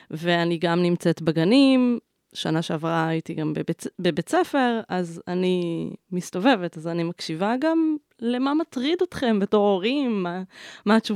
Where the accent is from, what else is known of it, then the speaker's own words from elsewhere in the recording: Nahshonim, Central District, Israel; אני מקיבוץ נחשונים